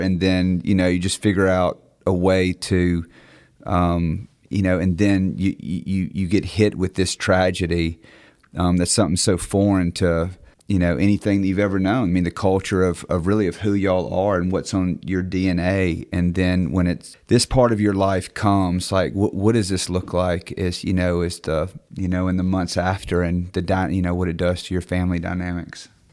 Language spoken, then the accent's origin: English; Clarksdale, Mississippi, United States; I'm from Clarksdale.